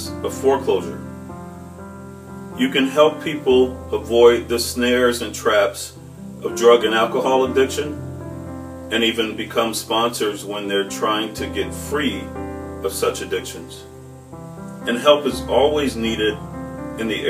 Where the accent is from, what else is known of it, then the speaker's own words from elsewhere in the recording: Chicago, Illinois, United States; moved away as an adult; now in Minnesota, United States; I grew up in the Inglewood community of Chicago